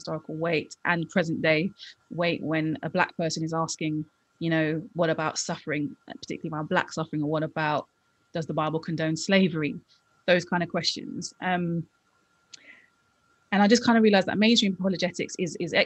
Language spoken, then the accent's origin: English; London, United Kingdom; I grew up in London, West London